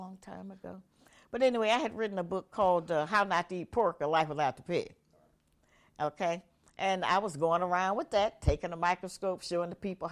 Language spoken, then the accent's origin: English; Cincinnati, Ohio, United States; I grew up actually here in Cincinnati